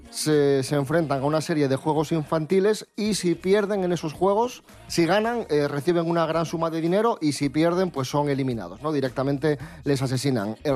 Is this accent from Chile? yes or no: no; León, Castile and León, Spain; me compro Funcos. soy de León